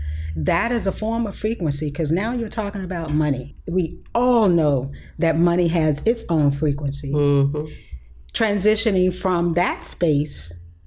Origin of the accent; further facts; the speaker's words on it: Pensacola, Florida, United States; I was born and raised in Pensacola, Florida. So I am a native Floridian